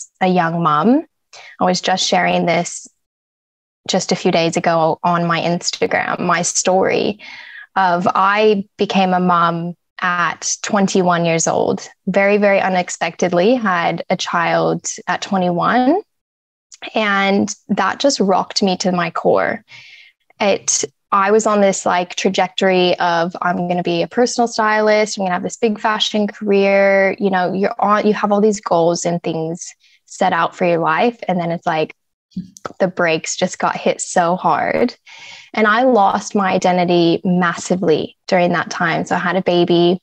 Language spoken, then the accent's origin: English; Wyoming, United States; moved away as an adult; also born or lived in southern Sydney, Australia; now in Sydney, Australia; I'm originally from America. So I was born and raised in Wyoming, which is a tiny little country town in the US.